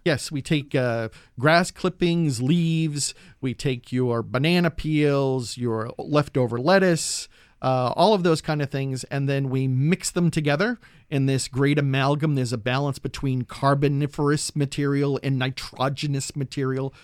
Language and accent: English; New England, United States; now in Berkeley, United States; I'm from New England, and my backyard used to be the cranberry bogs and the red maple swamps